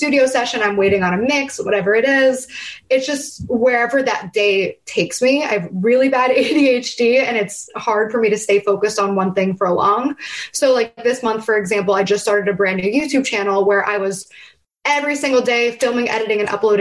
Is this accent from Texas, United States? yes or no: no; New Castle, Pennsylvania, United States; growing up in Newcastle, Pennsylvania